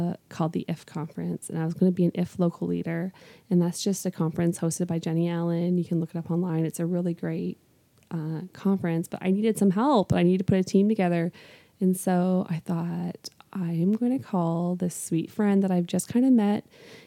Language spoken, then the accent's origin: English; Canada; moved away as an adult; now in Northwest Indiana, United States; I'm from Canada. So I have not been living here in Northwest Indiana for a super long time.